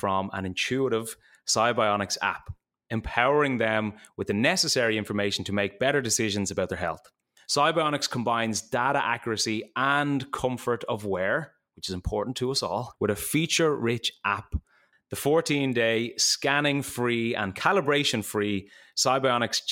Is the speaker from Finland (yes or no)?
no; Ireland; I come from Ireland